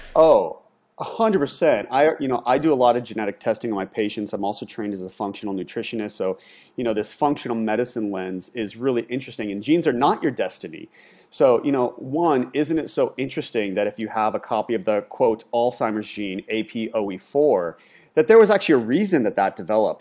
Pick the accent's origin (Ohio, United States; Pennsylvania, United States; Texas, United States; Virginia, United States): Ohio, United States; moved away as an adult; growing up in Ohio, leaving, um, getting the scholarship to go to U S C